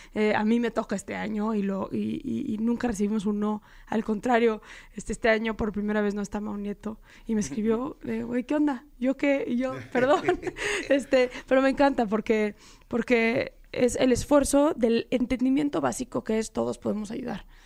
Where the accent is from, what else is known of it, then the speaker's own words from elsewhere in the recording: Mexico; soy mexicana, soy una amante profunda de mi país